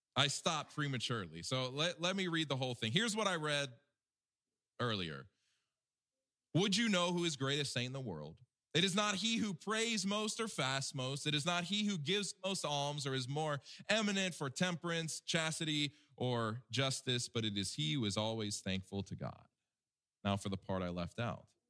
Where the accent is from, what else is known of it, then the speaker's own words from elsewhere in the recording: Alabama, United States; my home state of Alabama